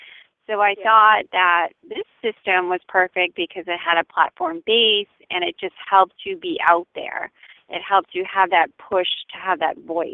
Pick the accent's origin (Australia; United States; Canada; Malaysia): United States; Lewiston, Maine; now in Greene, Maine, United States; I'm from Lewiston. I grew up in Lewiston